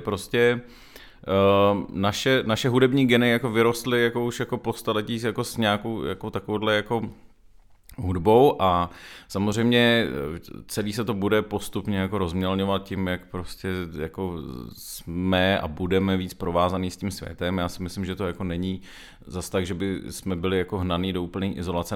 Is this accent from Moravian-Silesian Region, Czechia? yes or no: no; Hradec Králové, Hradec Králové Region, Czechia; moved away as an adult; now in Prague, Czech Republic; jsem většinu svýho dětského a mládežnického života, asi tak bych řekl, strávil v Hradci Králové